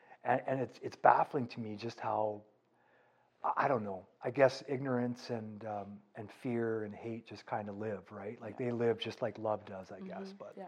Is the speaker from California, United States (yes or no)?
yes; California, United States; now in Canada; And I was raised in California